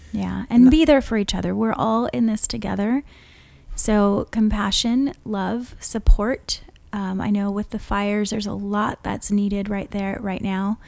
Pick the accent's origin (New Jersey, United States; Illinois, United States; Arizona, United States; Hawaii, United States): Hawaii, United States; now in California, United States; we've lived in california for so long but growing up in Hawaii, we don't have daylight